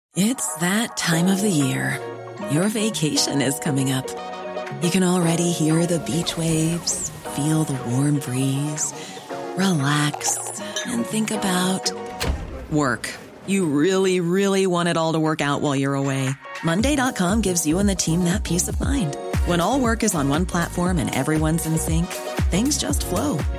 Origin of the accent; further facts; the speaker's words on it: United Kingdom; being a Brit